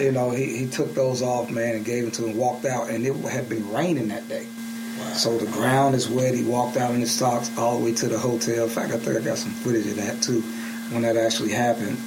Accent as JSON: {"language": "English", "town": "Birmingham", "region": "Alabama", "country": "United States", "also_born_or_lived": "South Carolina", "moved": "as an adult", "lives_now": "Atlanta, United States", "said": "I'm from Birmingham"}